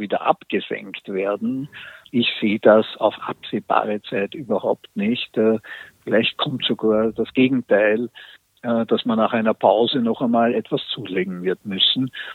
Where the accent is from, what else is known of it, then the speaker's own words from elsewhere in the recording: Austria; bei uns in Österreich